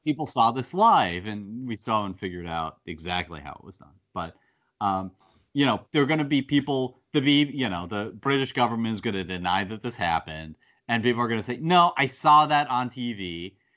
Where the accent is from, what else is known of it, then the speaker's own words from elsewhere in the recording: United States; I'm an American